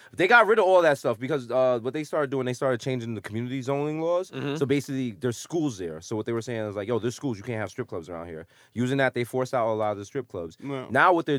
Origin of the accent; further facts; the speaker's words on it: Bronx, New York, United States; And our whole shit is kind of like, yo, we're from the Bronx.